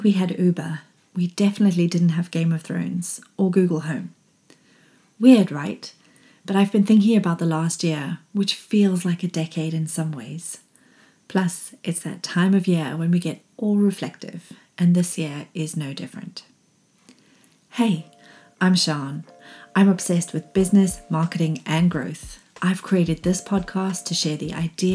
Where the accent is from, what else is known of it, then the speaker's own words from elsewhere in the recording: Zimbabwe; when I was growing up in Zimbabwe